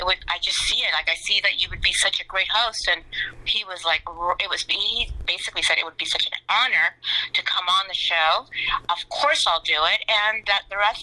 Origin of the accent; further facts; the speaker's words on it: Los Angeles, California, United States; also born or lived in Rosarito, Baja California, Mexico / Simi Valley, California / Beverly Hills, California; my parents moved out here when I was 6 months old to LA, and I've been here ever since. And yeah, this is all I know. I've always been an LA girl